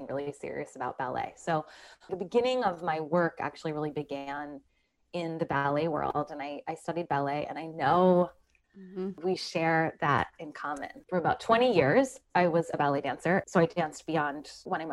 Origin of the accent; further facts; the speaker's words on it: Philadelphia, Pennsylvania, United States; now in New Jersey, United States; I grew up in Philadelphia in just like the most non-conventional household